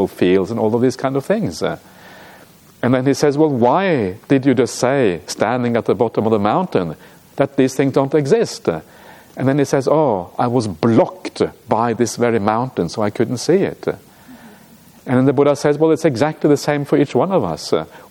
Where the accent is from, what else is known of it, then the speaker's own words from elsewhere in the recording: Norway; moved away; I come from Norway. Norway's like a mountainous country